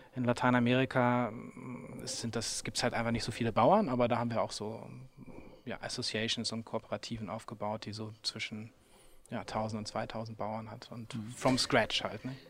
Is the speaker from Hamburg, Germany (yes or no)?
yes; Hamburg, Germany; moved away as an adult; also born or lived in England / Vietnam; ich bin halt dann schon in Hamburg geboren